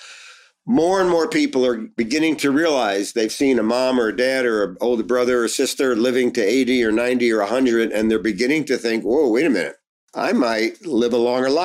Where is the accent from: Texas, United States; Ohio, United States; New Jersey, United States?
New Jersey, United States; Newark; I grew up in Newark, New Jersey